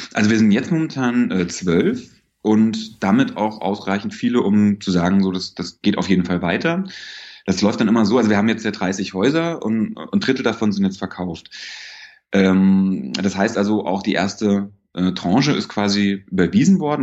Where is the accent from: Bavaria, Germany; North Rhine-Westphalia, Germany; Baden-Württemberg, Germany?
Bavaria, Germany; moved away; in Bayern, wo ich herkomme